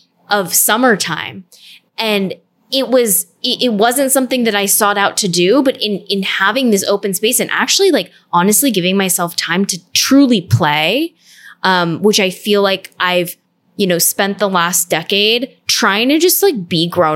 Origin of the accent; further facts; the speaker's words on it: Orange County, California, United States; moved away; I grew up in Orange County